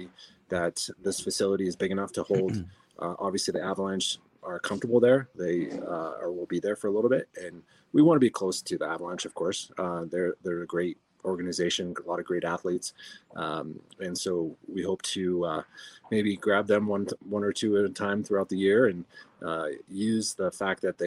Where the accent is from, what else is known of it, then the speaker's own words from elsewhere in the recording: Denver, Colorado, United States; also born or lived in Arvada, Colorado; I'm born and raised in Denver